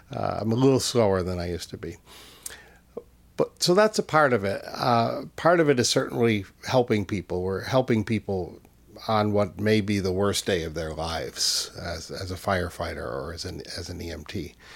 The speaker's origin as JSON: {"language": "English", "town": "Easthampton", "region": "Massachusetts", "country": "United States", "tie": "born or raised there", "said": "in my hometown in, in Western Mass, I grew up in East Hampton"}